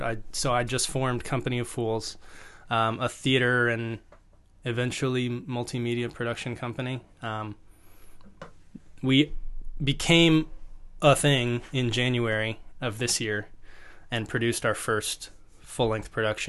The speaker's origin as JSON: {"language": "English", "region": "Virginia", "country": "United States", "lives_now": "New York, United States", "said": "I'm from Virginia originally, okay. Northern Virginia. A small, small town in Northern Virginia, rural area."}